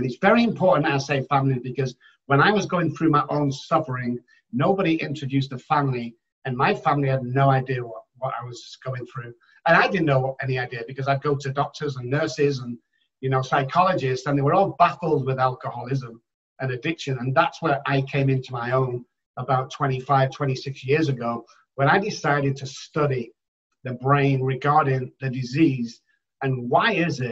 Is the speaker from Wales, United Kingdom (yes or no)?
no; Manchester, North West England, United Kingdom; moved away as an adult; now in San Antonio, United States; I'm from Manchester in the United Kingdom